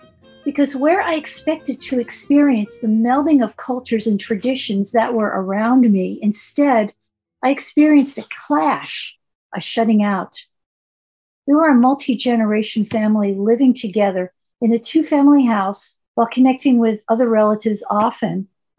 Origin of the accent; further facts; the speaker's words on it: New York City, New York, United States; a nice Jewish girl growing up in the Bronx in the 1950s